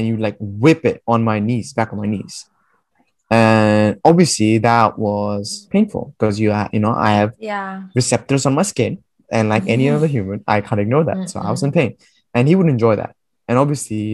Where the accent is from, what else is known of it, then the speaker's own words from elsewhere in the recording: India; moved away; I'm from India